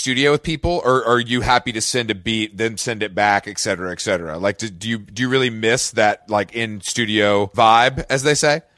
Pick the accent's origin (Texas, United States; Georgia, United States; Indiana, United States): Georgia, United States; Atlanta; I'm from Atlanta and I'm here right now